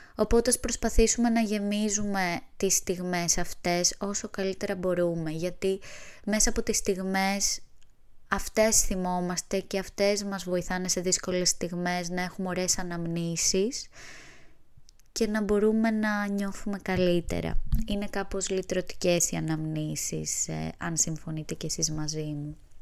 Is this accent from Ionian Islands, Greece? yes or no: yes; Kefalonia, Ionian Islands, Greece; now in Athens, Greece; Βρίσκομαι στο χωριό μου στην Κεφαλονιά